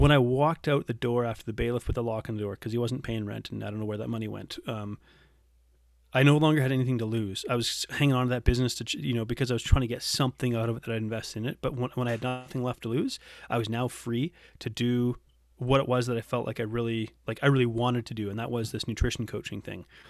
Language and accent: English; Canada; moved away as an adult; also born or lived in Geelong, Australia; we came back to Canada for me to rejoin the Navy